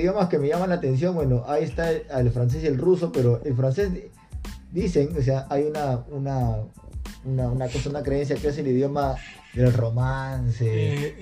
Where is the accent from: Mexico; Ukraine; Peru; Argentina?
Peru; acá en el Perú